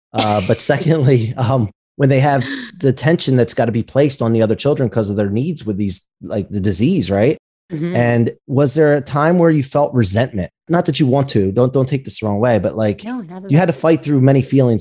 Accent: United States; I'm an American, grew up in America

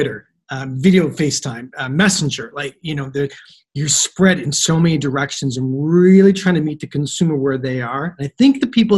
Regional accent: Canada; accent: Canadian; also born or lived in Southern Ontario; I feel like I'm Canadian, which I am. I had an American yell at me the other day. You sound so Canadian. I am Canadian

